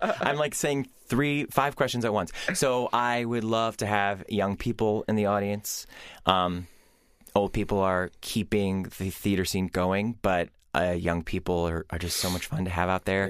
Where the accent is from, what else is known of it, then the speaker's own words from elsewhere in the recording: Ohio, United States; I'm from Ohio